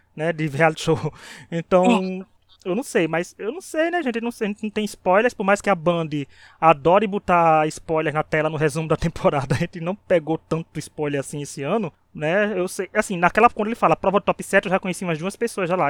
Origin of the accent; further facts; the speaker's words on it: Paraíba, Brazil; eu sou da Paraíba